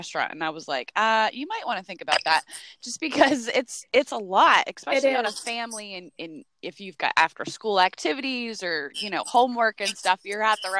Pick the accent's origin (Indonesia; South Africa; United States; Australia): United States; New Jersey; moved away; I'm from the North, New Jersey originally.